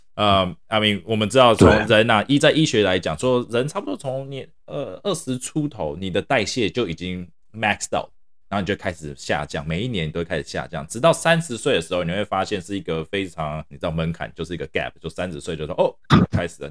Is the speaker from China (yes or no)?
no; Taiwan; 我们台湾人啊，亚洲人饮食啊，偏好比较属于那种高盐、高盐、高油